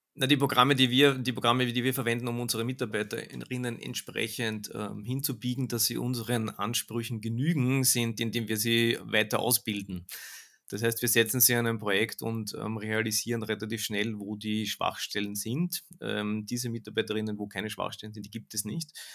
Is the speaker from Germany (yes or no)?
no; Austria; bei uns in Österreich